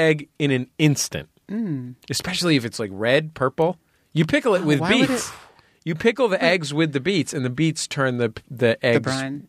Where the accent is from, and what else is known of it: San Francisco, California, United States; born or raised there